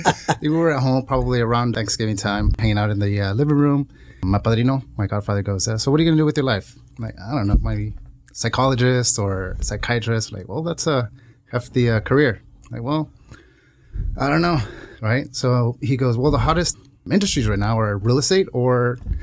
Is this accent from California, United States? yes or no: yes; Santa Ana, California, United States; born or raised there